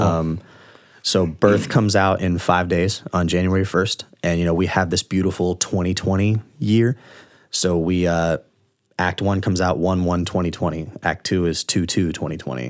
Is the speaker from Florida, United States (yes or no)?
yes; Largo, Florida, United States; I grew up in Orange Lake Village in Largo, which is kind of a, like, white, trashy neighborhood